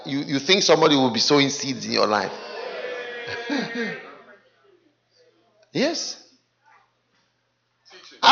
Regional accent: Ghana; I am from Ghana

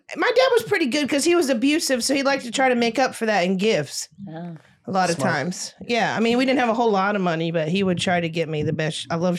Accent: North Carolina and Florida, United States; North Carolina and Florida.

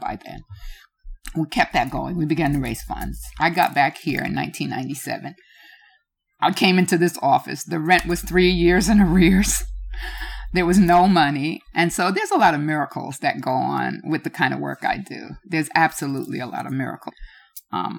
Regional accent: New York City, New York, United States; also born or lived in Liberia; I'm from Brooklyn. Mm-hmm. I grew up, I'm raised in Brooklyn, and it's dear to me

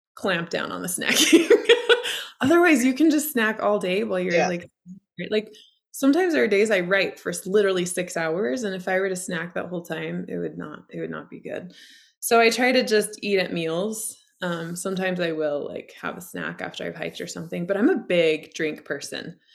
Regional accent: Idaho, United States; also born or lived in Colorado; now in Montana, United States; I live in the Montana mountains. I grew up in Idaho. I've lived in Colorado.

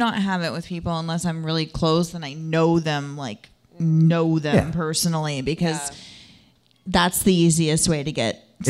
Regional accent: the South, United States; I got this. I grew up in the South.

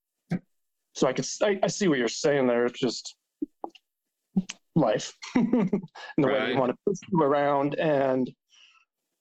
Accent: Salt Lake City, Utah, United States; I grew up in Salt Lake City, Utah

